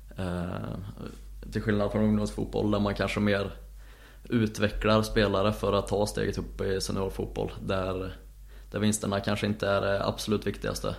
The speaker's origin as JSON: {"language": "Swedish", "town": "Säffle", "region": "Värmland", "country": "Sweden", "moved": "yes", "said": "där jag kommer ifrån"}